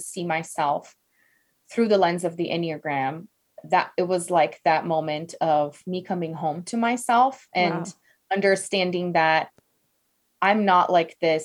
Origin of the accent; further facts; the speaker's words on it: Brazil; English is a second language; moved away; I'm from Brazil originally.